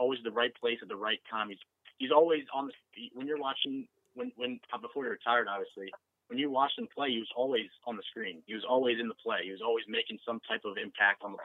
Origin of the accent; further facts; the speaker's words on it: Long Island, New York, United States; I was born on Long Island. I've never moved from this house